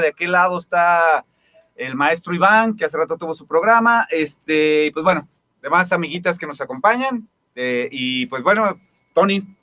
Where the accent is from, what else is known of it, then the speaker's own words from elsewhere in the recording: Guadalajara, Jalisco, Mexico; yo soy de, aquí de Santa Teresa